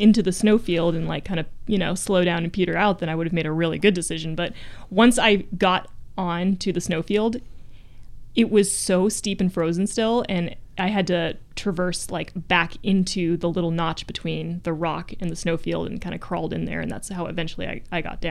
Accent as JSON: {"language": "English", "town": "Jackson", "region": "Wyoming", "country": "United States", "tie": "born or raised there", "also_born_or_lived": "Virginia", "said": "I grew up in Jackson."}